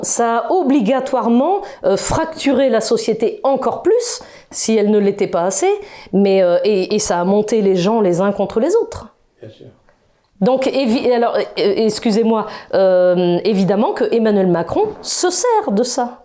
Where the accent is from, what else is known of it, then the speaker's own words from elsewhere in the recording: Brittany, France; je suis de Bretagne